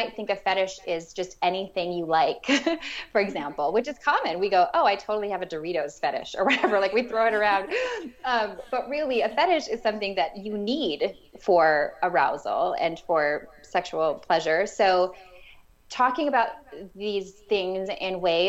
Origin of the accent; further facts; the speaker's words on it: Minnesota, United States; I am from Minnesota